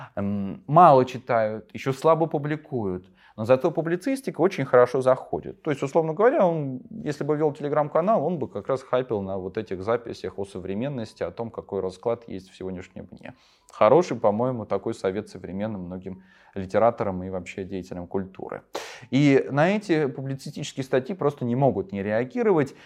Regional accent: Volgograd, Volgograd Oblast, Russia; В моем родном городе Волгограде

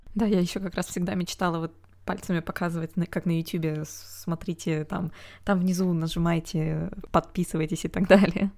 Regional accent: Omsk, Omsk Oblast, Russia; moved away; Омск, это мой родной город

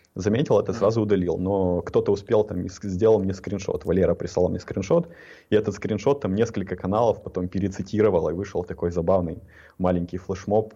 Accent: Ukraine; я из Украины

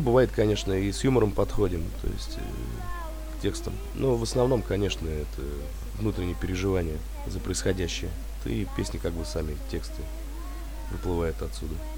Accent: Sobinka, Vladimir Oblast, Russia; Мы не из Владимира самого, наш город Собинка родной

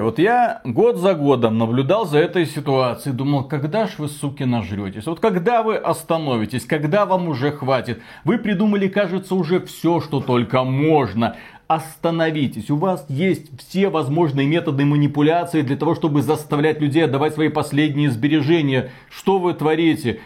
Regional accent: Belarus; мы Два товарища из Беларуси

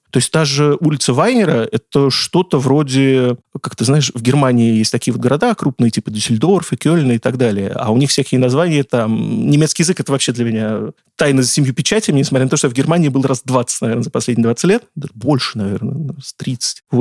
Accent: Saratov, Saratov Oblast, Russia; moved away as an adult; now in Moscow, Russia; Я как москвич с 20-летним стажем, могу сразу сказать, я сам не из Москвы. И первые 20 лет я провел, например, в городе Саратове

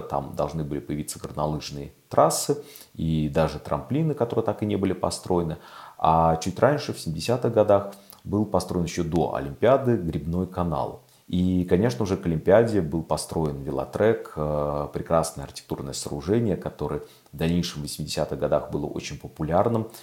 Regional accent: Moscow, Russia; also born or lived in Krylatskoye, Moscow; И я переехал из Сокольников, которые э, для меня оставались и остаются малой родиной

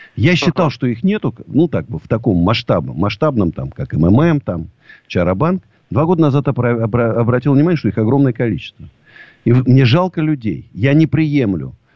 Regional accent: Moscow, Russia; я даже не россиянин, я москвич даже

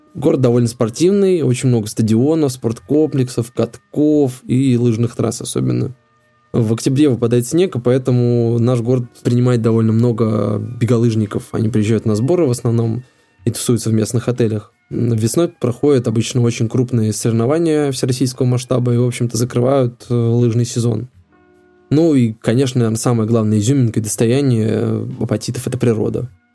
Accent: Apatity, Murmansk Oblast, Russia; как коренное апатичение в третьем поколении

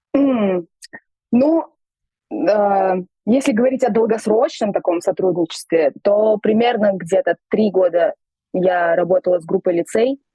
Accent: Tashkent, Uzbekistan; я вот родилась в Узбекистане, в Ташкенте, пошла в музыкальную школу

